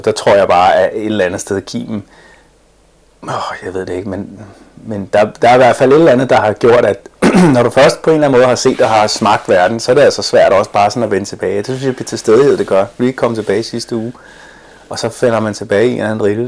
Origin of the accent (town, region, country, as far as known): Denmark; born or raised there; first language English; also born or lived in Boston, United States